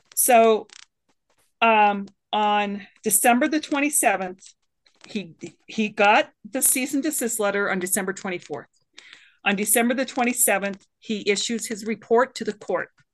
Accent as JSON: {"language": "English", "country": "Canada", "moved": "yes", "lives_now": "United States", "said": "I'm a Canadian woman"}